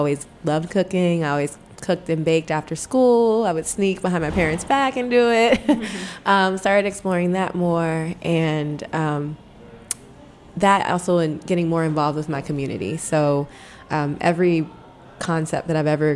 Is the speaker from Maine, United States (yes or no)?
no; Baltimore, Maryland, United States; growing up in Baltimore